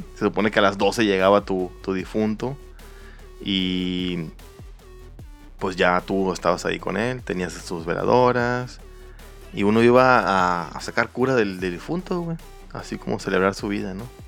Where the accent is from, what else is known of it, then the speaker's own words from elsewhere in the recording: Mayo Valley, southern Sonora, Mexico; yo soy del sur de Sonora